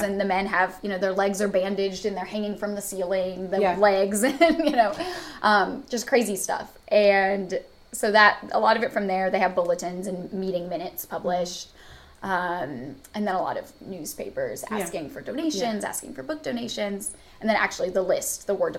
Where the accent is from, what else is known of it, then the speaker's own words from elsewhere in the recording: Florida, United States; moved away; I grew up in Florida.